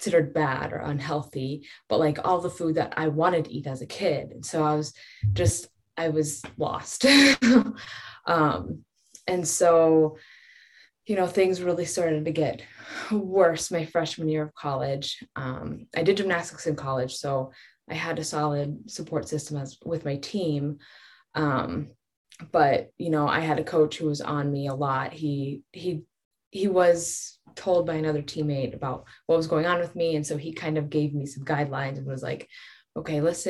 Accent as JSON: {"language": "English", "region": "Colorado", "country": "United States", "tie": "born or raised there", "said": "I grew up in Colorado"}